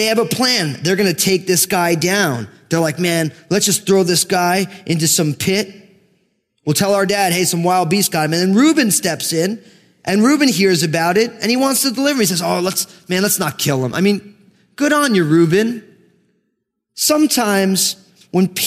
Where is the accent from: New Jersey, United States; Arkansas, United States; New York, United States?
New Jersey, United States; I grew up in New Jersey, and my family came out of Brooklyn